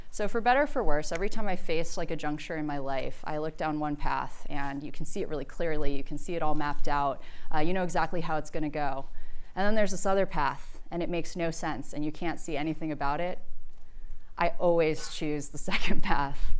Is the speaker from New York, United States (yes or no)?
no; Birmingham, Alabama, United States; I'm from Birmingham, Alabama, deep south. I was one of two non white people in my high school in a deeply segregated community.